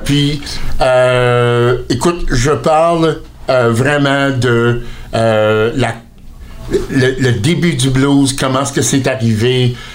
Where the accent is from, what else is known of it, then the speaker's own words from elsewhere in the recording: Fredericton, New Brunswick, Canada; je suis né à Fredericton au Nouveau-Brunswick